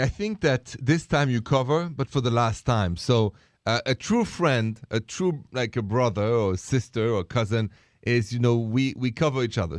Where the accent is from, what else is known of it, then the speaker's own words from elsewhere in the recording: France; moved away; I come from France